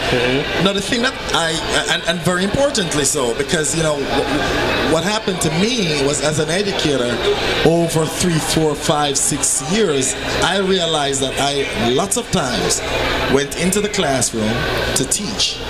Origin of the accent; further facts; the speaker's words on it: Jamaica; moved away as an adult; now in New Jersey, United States; I'm Jamaican, and I'm an educator. So when I was in Jamaica, I used to do a, a radio show.